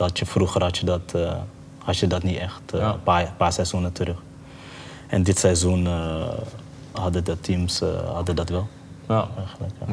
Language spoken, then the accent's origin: Dutch; Curaçao; also born or lived in Maarssen, Utrecht, Netherlands; now in Netherlands; Ik ben geboren op Curaçao